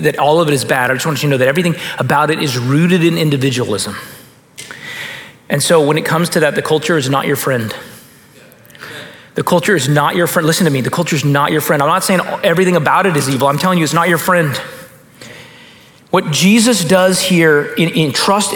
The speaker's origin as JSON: {"language": "English", "country": "United States", "said": "as an American pastor"}